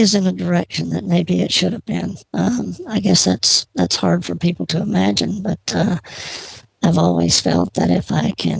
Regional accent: Georgia, United States; I grew up in Georgia.

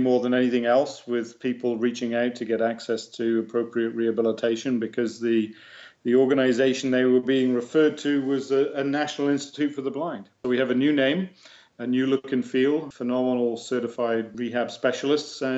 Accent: England, United Kingdom; accent: English; now in Canada; I still have a proud English accent

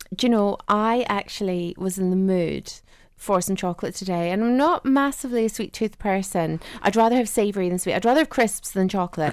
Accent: Ireland; I grew up in Southern Ireland

